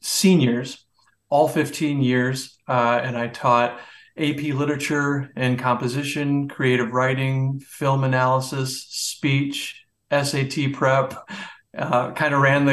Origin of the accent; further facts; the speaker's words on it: Michigan, United States; moved away; I'm from Michigan, and when it got cold and the winters that we had there, I remember it was time to put the chains on the wheels for our snowblower.